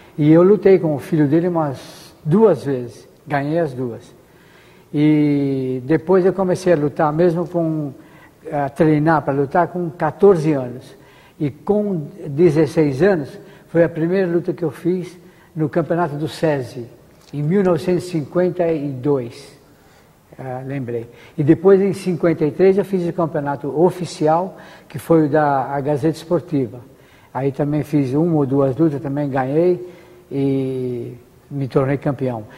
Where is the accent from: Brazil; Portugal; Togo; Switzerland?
Brazil; Como brasileiro